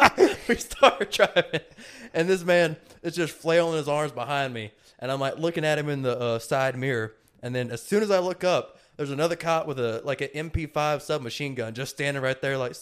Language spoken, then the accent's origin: English; United States; I'm American